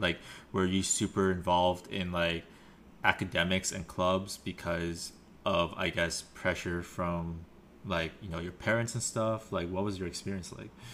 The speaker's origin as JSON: {"language": "English", "town": "Vancouver", "region": "British Columbia", "country": "Canada", "tie": "born or raised there", "said": "growing up in Vancouver"}